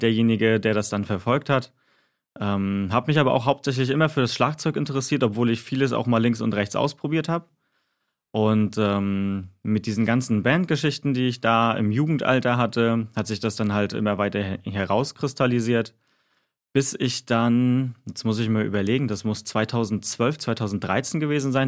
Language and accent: German; Güstrow, Mecklenburg-Vorpommern, Germany; moved away as an adult; also born or lived in Mannheim; bis ich dann den Weg von Baden-Württemberg zurück nach Mecklenburg-Vorpommern gemacht habe. Also das ist halt auch meine Heimat hier in Güstrow.